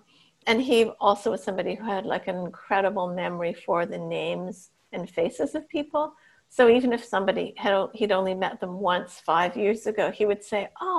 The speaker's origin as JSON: {"language": "English", "town": "Toronto", "region": "Ontario", "country": "Canada", "tie": "born or raised there", "said": "we grew up in Rosedale, which is a very sort of well-off area, but so I was the only Chinese student in the whole school."}